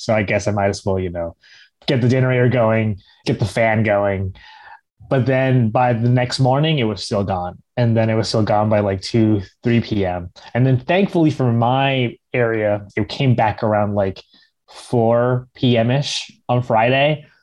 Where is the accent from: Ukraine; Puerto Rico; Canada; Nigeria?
Puerto Rico; Puerto Ricans are American citizens